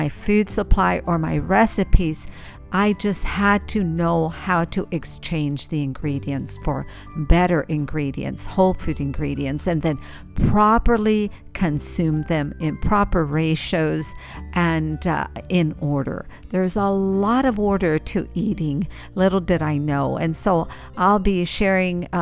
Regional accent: El Paso, Texas, United States; moved away; my hometown of El Paso, Texas

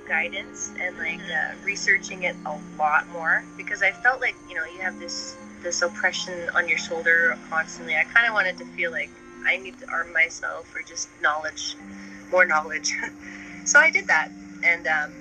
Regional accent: Ottawa, Ontario, Canada; I'm from Ottawa

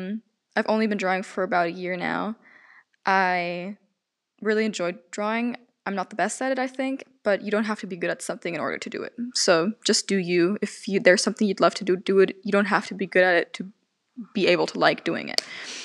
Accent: Germany; accent: German; I am 18 years old, and I'm from Germany. I grew up bilingual. That's why I speak English fluently. I already excuse myself if I do sometimes have a German accent

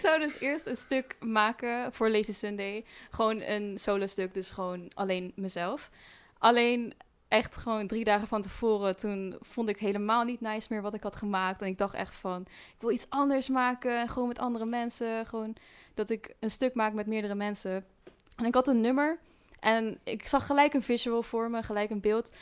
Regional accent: Dieren, Gelderland, Netherlands; En ik kom uit Dieren. Ehm, ja, daar kom ik oorspronkelijk vandaan

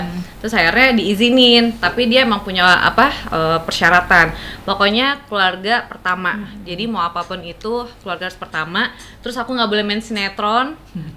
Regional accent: Palembang, South Sumatra, Indonesia; moved away as an adult; also born or lived in Jakarta; saya kan emang tinggal di Palembang dari kecil sampai sekolah di Palembang.

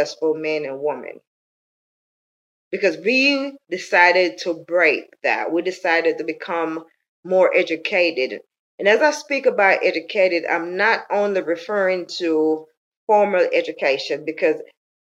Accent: Jamaica; moved away as an adult; I was born and raised in Jamaica. I've left Jamaica over 30 years now

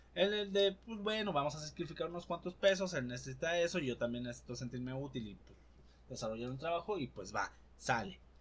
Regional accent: Poza Rica, Veracruz, Mexico; now in Puebla, Mexico; mi ciudad natal Poza Rica

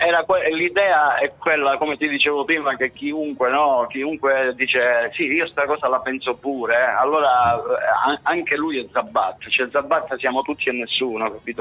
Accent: Cosenza, Calabria, Italy; Io e Solfamini siamo nati a Cosenza Casali, eh, sì. un po' nella periferia, vicino a Cosenza Vecchio

